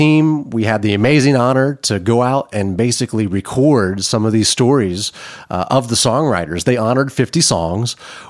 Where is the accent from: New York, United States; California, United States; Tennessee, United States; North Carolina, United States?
Tennessee, United States; Hendersonville; I'm from Middle Tennessee. I grew up in Hendersonville, went to school at Beach High School